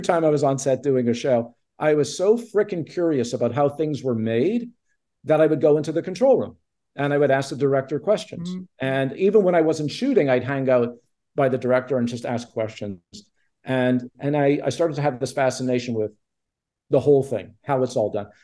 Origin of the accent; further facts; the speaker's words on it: Montreal, Quebec, Canada; I grew up in Montreal with no connection to the entertainment